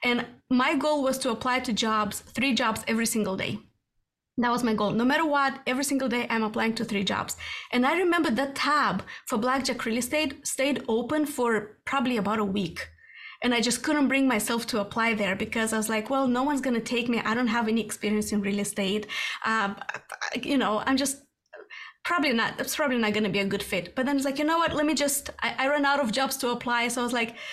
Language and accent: English; Moldova; moved away as an adult; also born or lived in Sweden; now in United States; I was born and raised in Moldova.